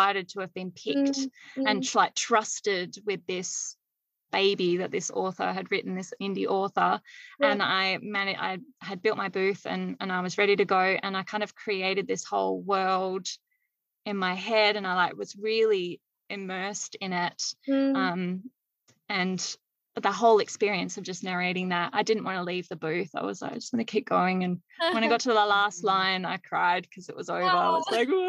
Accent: Australia; I'm Australian. I'm like, I recognize I have an accent according to the rest of the world.

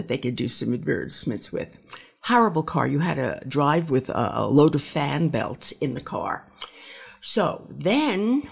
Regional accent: New York City, New York, United States; I grew up in Brooklyn, in New York

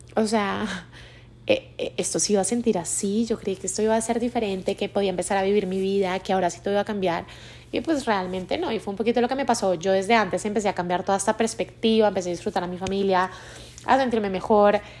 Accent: Colombia; moved away as an adult; now in Mexico City, Mexico; yo soy colombiana, actualmente vivo en Ciudad de México hace un poquito más de tres años y medio

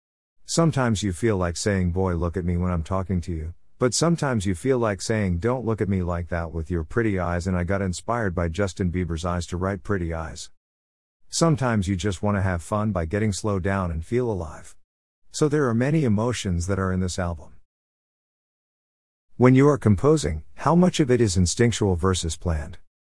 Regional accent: London, United Kingdom; also born or lived in India; I was born in India and brought up in London.

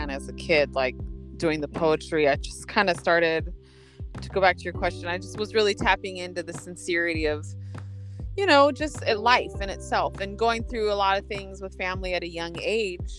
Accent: Los Osos, California, United States; moved away as an adult; also born or lived in Visalia, California / Oceano, California; now in Los Angeles, United States; Grew up in Los Osos. Yeah, so I grew up in Los Osos for about 10 years in my younger years

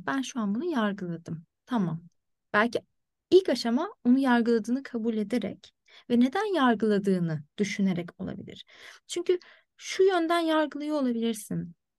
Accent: Turkey; moved away as an adult; now in Ireland; ben direksiyonun solda olduğu bir ülkede büyüdüm ve ehliyetimi oradan aldım.

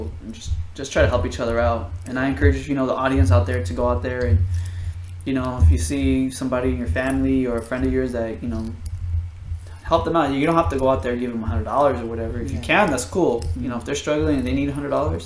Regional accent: Bay Area, California, United States; we're two guys from the Bay Area

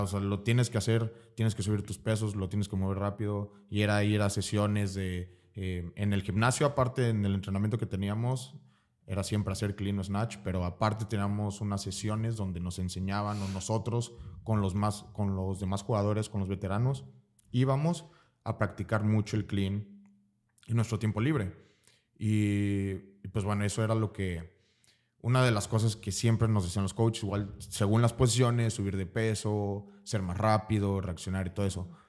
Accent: Veracruz, Mexico; also born or lived in Tapachula / Campeche / Puebla; nací en Veracruz. Em, toda mi, bueno, casi toda mi vida he vivido en Veracruz.

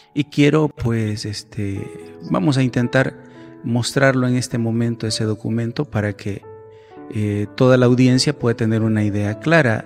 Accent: El Salvador; nosotros como sociedad salvadoreña

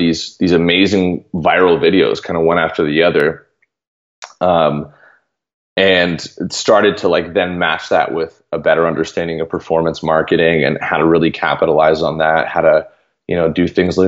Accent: Canada; I'm from Canada

